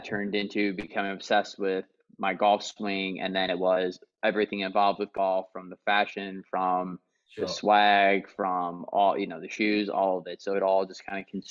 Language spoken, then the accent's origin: English; Missouri, United States; moved away as an adult; now in East Bay, California, United States; born and raised in Missouri my entire life